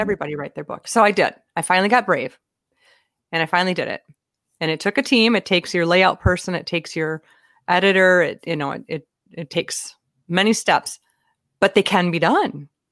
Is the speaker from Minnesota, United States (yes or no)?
yes; Minnesota, United States; I'm from Minnesota